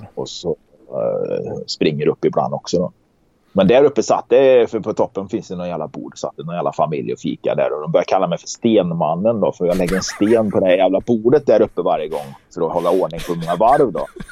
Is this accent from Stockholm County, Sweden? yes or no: no; Karlstad, Värmland, Sweden; accent: Värmland dialect; moved away; also born or lived in Gothenburg; jag är ju från Karlstad